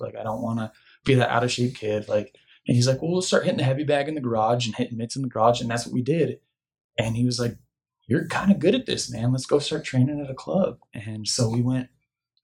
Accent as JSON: {"language": "English", "town": "Tucson", "region": "Arizona", "country": "United States", "tie": "born or raised there", "said": "Originally, I grew up and went to high school in Tucson"}